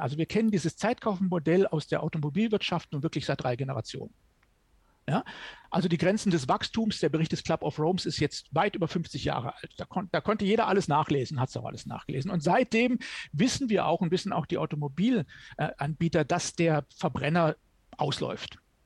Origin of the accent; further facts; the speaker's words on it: Germany; bei uns in Deutschland